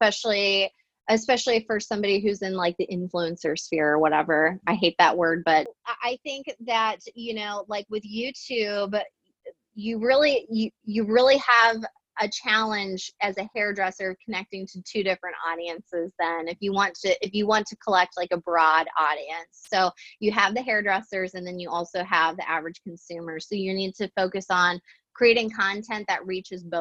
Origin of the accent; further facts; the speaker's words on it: St. Louis, Missouri, United States; I'm from St. Louis